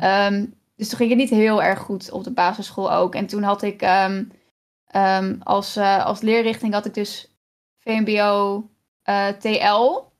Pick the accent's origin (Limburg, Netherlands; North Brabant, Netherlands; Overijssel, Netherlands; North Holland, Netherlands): Overijssel, Netherlands; Kampen; moved away; ik ben dus opgegroeid in Kampen, in echt een groot huis